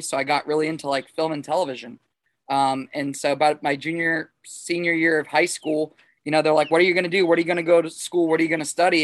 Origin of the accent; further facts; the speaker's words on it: South Florida, United States; now in St. Augustine, United States; I grew up in South Florida, like born and raised a Miami Dolphin fan